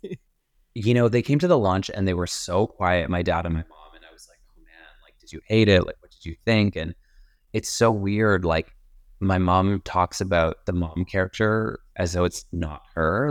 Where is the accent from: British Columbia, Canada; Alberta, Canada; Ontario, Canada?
Alberta, Canada; Edmonton; also born or lived in Calgary; I was living in Calgary and my parents are, and I'm originally from Edmonton.